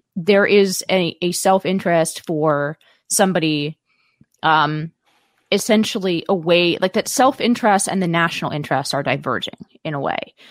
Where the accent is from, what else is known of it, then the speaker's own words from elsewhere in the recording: Palo Alto, California, United States; I grew up in Palo Alto